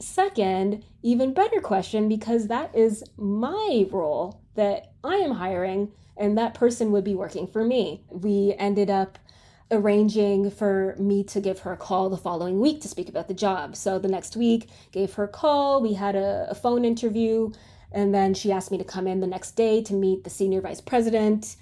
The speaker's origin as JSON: {"language": "English", "country": "Canada", "moved": "as an adult", "lives_now": "United States", "said": "I'm from Canada"}